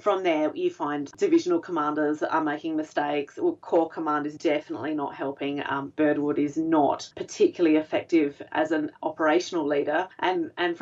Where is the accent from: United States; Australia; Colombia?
Australia; as an Australian, my great-grandmother referred to England as home